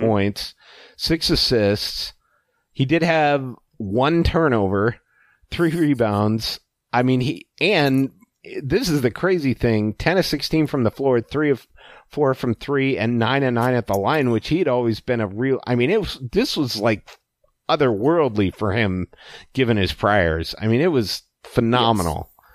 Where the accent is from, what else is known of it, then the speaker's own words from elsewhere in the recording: Alaska, United States; when I was growing up in Alaska